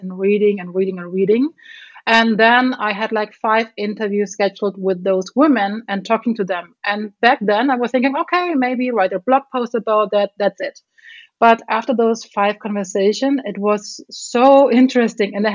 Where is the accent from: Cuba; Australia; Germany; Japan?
Germany; moved away as an adult; also born or lived in Chicago, United States; I'm originally from Germany, and I'm currently in Germany as well